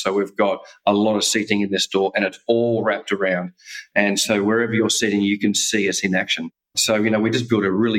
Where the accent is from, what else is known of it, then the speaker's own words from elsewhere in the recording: Australia; moved away as an adult; also born or lived in Perth, Western Australia / Canada / Croatia; being Australian, you never get to live in snow